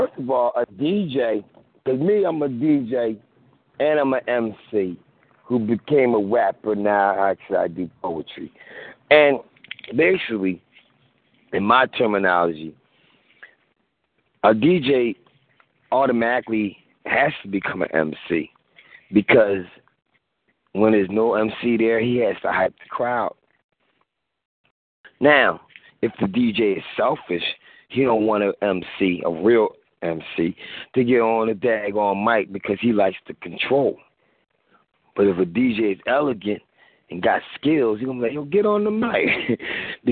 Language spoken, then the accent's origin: English; East Coast, United States; I'm from East Coast